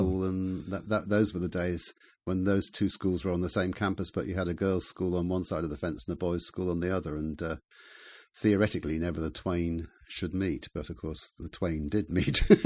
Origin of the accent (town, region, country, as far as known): England, United Kingdom; moved away as an adult; also born or lived in Bremen, Germany